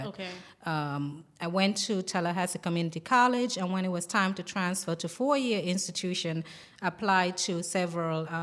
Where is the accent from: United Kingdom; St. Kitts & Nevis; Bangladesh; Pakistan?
St. Kitts & Nevis; now in Jackson, United States; I'm from St. Kitts and Nevis.